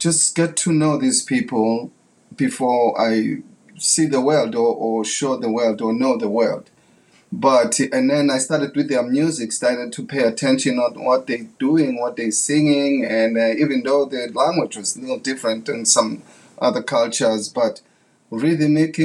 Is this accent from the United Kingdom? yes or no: no; South Africa; English is a second language; moved away as an adult; as a kid growing up in South Africa